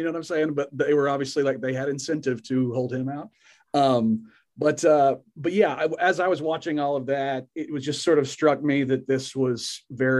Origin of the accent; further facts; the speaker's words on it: Oklahoma, United States; moved away; I'm from Oklahoma originally